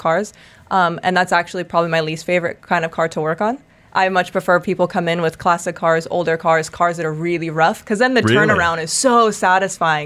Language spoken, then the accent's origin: English; United States; now in United Arab Emirates; I'm American